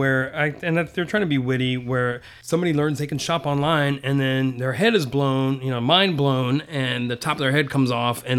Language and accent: English; Saudi Arabia; I grew up in Saudi, so I've seen people's head get cut off